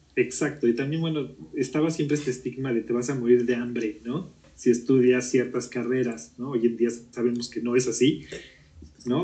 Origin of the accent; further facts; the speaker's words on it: Mexico City, Mexico; also born or lived in Guatemala; yo nací aquí en la Ciudad de México eh, y siempre he vivido en la colonia Narvarte. Es la colonia donde siempre he vivido desde que era niño